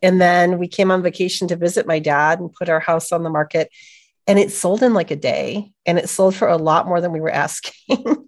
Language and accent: English; Buffalo, New York, United States; moved away as an adult; also born or lived in Los Angeles; now in upstate New York, United States; I'm from Buffalo, and I went to college in, in central New York